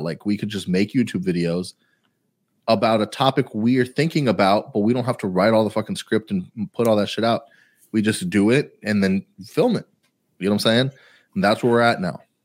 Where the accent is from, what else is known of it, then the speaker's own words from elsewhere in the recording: Houston, Texas, United States; I'm from Houston way more than you're from Houston